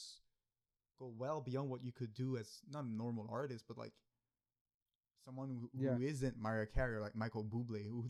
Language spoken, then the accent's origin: English; Canada; we're Canadian.